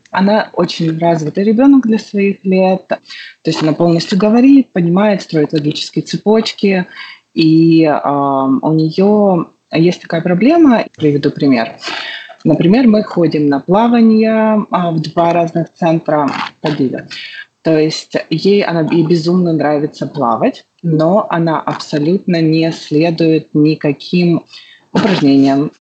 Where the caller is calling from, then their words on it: Jacksonville, Florida, United States; А город мы сейчас находимся в Джексонвилле. Мы до этого жили в Нью-Йорке